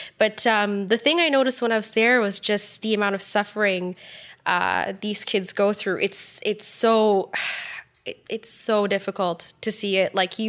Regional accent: Ottawa, Ontario, Canada; also born or lived in Tucson, Arizona; I was born in Tucson, Arizona. Oh, cool. Yeah, it sounds cool, but like I moved here when I was two, so I don't really I don't really have a recollection of it. Mm-hmm. So technically, I'm like from Ottawa, but not really.

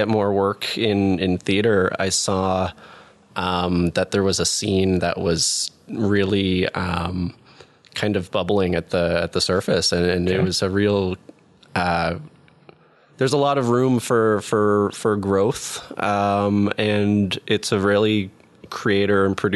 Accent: Ottawa, Ontario, Canada; I'm Ottawa, born and raised.

